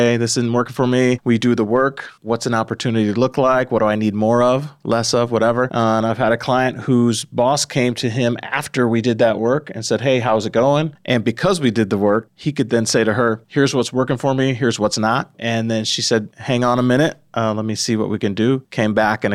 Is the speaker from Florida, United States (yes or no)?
no; Chicago, Illinois, United States; moved away as an adult; now in Madison, United States; I'm from Chicago area originally